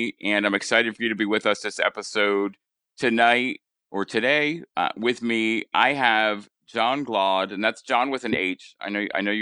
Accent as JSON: {"language": "English", "region": "Rhode Island", "country": "United States", "accent": "Rhode Island", "said": "a little bit more of my Rhode Island accent comes out. I start dropping R's and it sounds a bit more like Boston"}